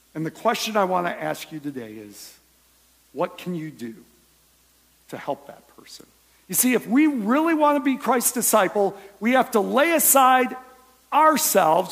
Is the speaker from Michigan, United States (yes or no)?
yes; Michigan, United States; now in Ohio, United States; I was born in Michigan